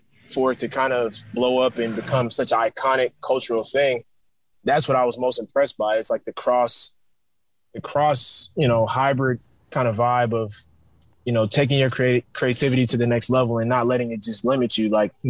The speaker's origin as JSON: {"language": "English", "region": "New York", "country": "United States", "tie": "born there", "said": "because I was born in New York as well, you know"}